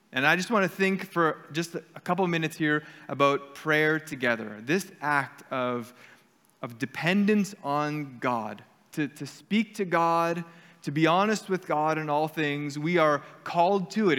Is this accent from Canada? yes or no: yes; Canada; we're Canadian and we are um, Mennonite area here